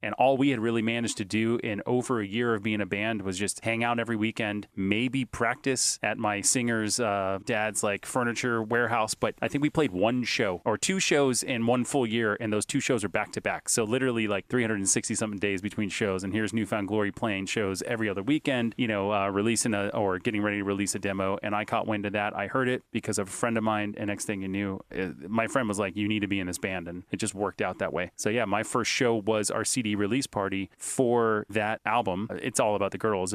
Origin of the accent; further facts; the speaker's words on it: Hollywood, Florida, United States; now in Boca Raton, United States; I grew up in Hollywood, Florida